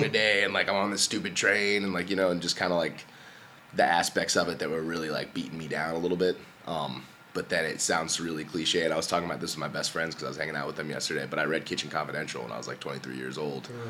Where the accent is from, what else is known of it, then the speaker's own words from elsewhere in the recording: Columbia, Maryland, United States; moved away as an adult; also born or lived in Baltimore; I grew up like down in, in Columbia, uh, in Oakland Mills